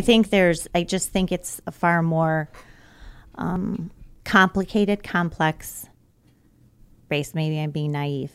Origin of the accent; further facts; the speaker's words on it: suburban Chicago, Illinois, United States; suburban Chicago. I spent enough time there